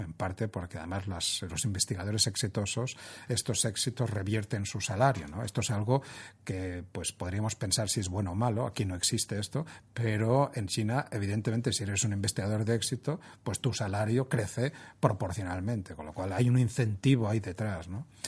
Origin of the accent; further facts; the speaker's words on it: Spain; siendo españoles